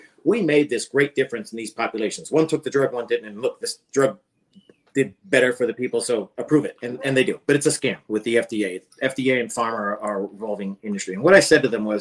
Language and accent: English; Pennsylvania, United States; I grew up on Pennsylvania on a farm